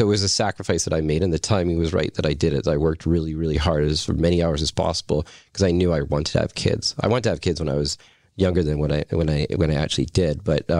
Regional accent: Deep Cove, British Columbia, Canada; like I grew up in Deep Cove, so if you grow up in that community, you kind of, all my friends are from all different walks of life

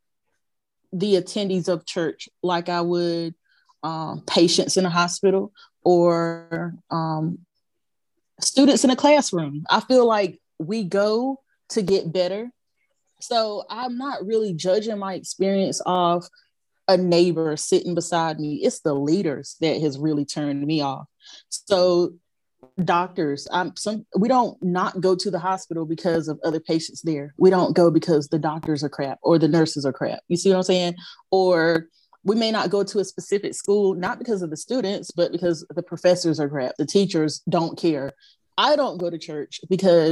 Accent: Goldsboro, North Carolina, United States; now in Greensboro, United States; I'm from North Carolina. I've lived here all my life

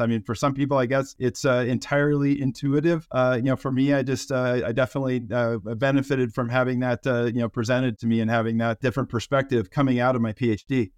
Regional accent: Colorado, United States; I grew up in the great state of, uh, Colorado

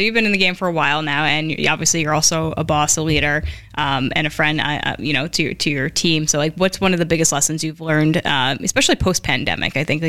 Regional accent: Newark, New Jersey, United States; We grew up in Newark, by the way, for those wondering where the old hood is. It's Newark, New Jersey.

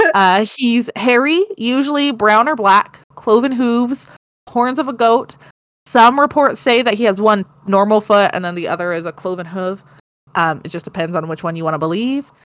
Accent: United States; I'm American.

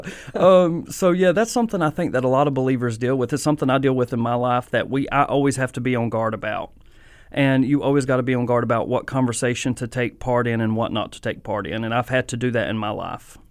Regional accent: Mount Airy, North Carolina, United States; I'm from Mount Airy

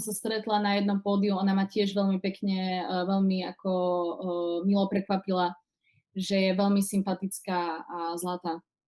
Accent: Košice, Košice Region, Slovakia; moved away as an adult; now in Prague, Czech Republic; momentálne pochádzam z Košic, uh, zo Slovenska, ako môžete počuť, ale uh, žijem už 7 rokov v Prahe

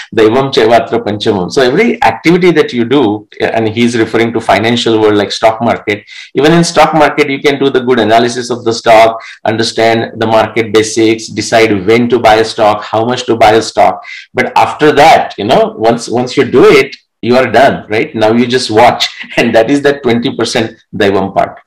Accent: Marathi, Maharashtra, India; first language Marathi; English is a second language; moved away; in that small village, I was the only one that was, I mean, I'm talking eight to 10 years old who is reading the newspaper in my mother tongue Marathi

